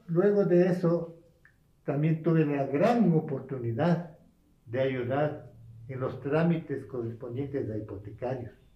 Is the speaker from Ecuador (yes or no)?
yes; La Vicentina, Pichincha, Ecuador; Yo prácticamente nací aquí en la Vicentina